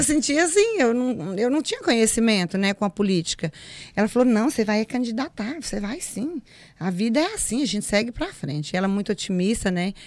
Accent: Pedra Branca, Brazil; eu nasci na Pedra Branca, próximo aqui. É, fui criada com a minha mãe, com a minha avó. Estudei na zona rural uma parte

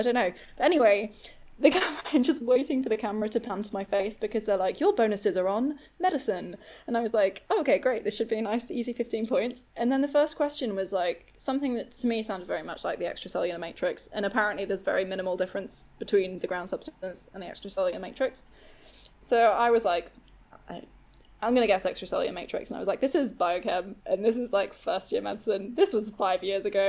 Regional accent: Manchester, North West England, United Kingdom; moved away as an adult; also born or lived in London; Manchester is my hometown

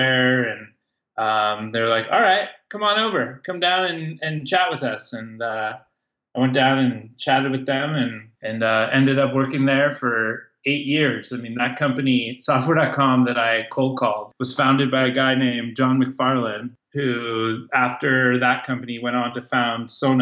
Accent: Silicon Valley, California, United States; also born or lived in Santa Barbara; I grew up in Silicon Valley. So one of the few natives

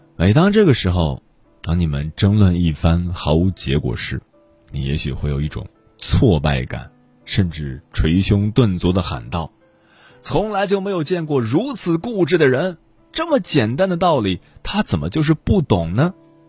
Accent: China; 作为中国人

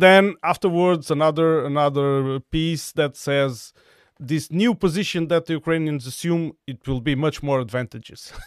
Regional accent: Portugal; I'm from a town with 5,000 people living near the coast

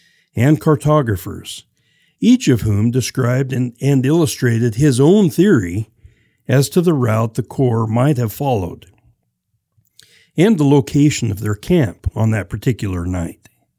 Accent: Salmon River Valley, Idaho, United States; growing up in the Salmon River Valley, we would get the first frost of the year sometime around August.

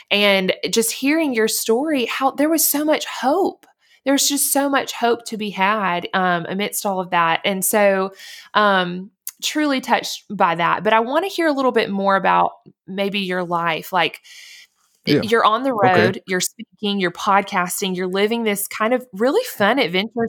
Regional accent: Montgomery, Alabama, United States; I grew up in Alabama in Montgomery

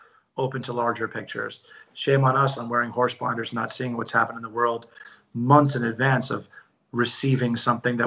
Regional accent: New York City, New York, United States; I'm born and raised in New York City

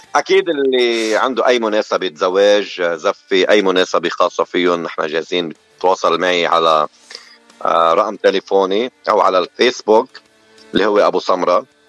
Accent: Ain el-Tineh, Beqaa, Lebanon; now in Dearborn, United States; انا من لبنان من ضيعه حلوه كثير من البقاع الغربي من بلد اسمها عين التيني

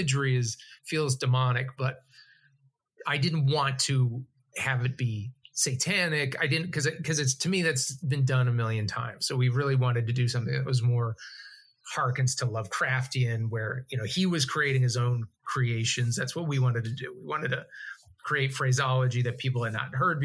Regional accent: Massachusetts, United States; moved away; We're both from Massachusetts

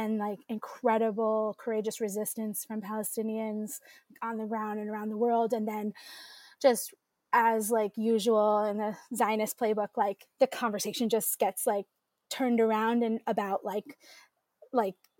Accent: New York City, New York, United States; we grew up in the East Village in the 1980s, 90s

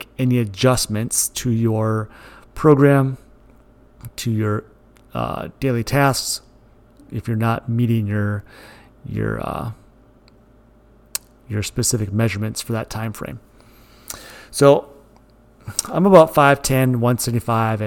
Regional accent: Moorhead, Minnesota, United States; also born or lived in Glyndon, Minnesota; I was born in Moorhead, Minnesota. I went to Dilworth Glendon Felton High School in Glendon, Minnesota

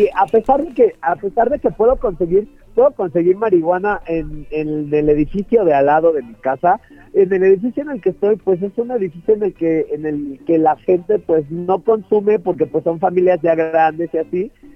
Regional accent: Mexico; yo soy de Catepec, que es uno de los barrios como pues más pesados en México entero

